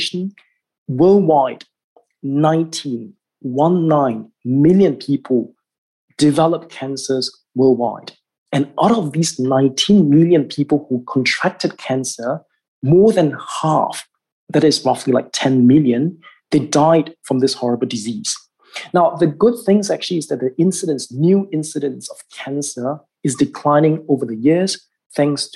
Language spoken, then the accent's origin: English; Singapore; in my home country, in Singapore